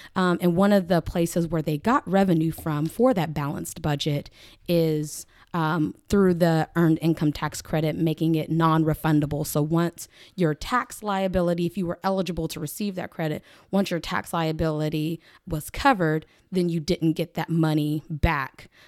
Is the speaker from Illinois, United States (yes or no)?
no; Lawton, Oklahoma, United States; also born or lived in Washington, D.C.; I am born and raised Oklahoman. I'm from Lawton, proud Lawtonian